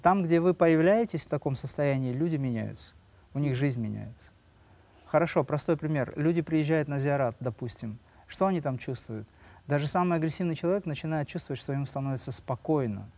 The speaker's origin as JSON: {"language": "Russian", "region": "Dagestan", "country": "Russia", "tie": "born or raised there", "said": "я родился в Дагестане, да, у меня родители преподаватели"}